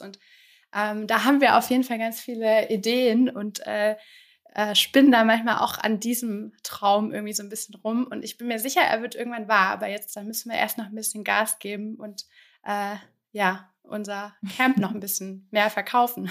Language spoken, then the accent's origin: German; Germany; moved away as an adult; now in France; als Deutsche quasi in Frankreich